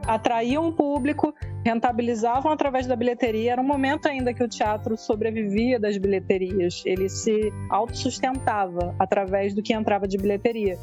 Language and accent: Portuguese; Baixada Fluminense, Rio de Janeiro, Brazil; moved away; eu fui moradora da Baixada, nasci na Baixada